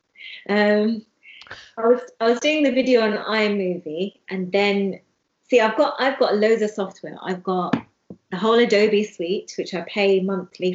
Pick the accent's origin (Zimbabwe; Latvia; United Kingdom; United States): United Kingdom; London; I'm from London. Even though I'm from Hounslow